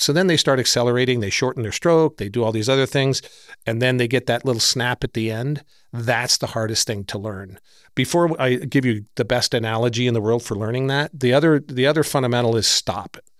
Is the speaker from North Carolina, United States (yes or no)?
no; San Francisco, California, United States; I grew up right near Golden Gate Park in San Francisco.